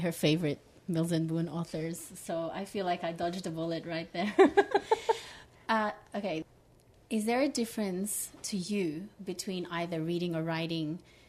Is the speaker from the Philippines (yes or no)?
yes; Philippines; In I'm Filipino, glad it's not just me.